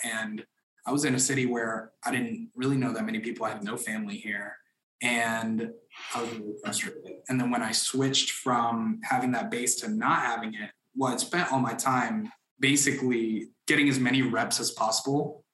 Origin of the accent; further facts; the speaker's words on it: Orlando, Florida, United States; also born or lived in Dominican Republic; now in Atlanta, United States; I grew up in Orlando, Florida, which is where our headquarters is from. I was born in the Dominican Republic